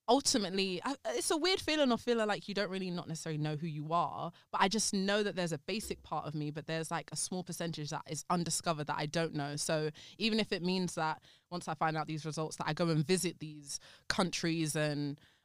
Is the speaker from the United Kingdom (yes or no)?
yes; England, United Kingdom; I'm born and raised in England.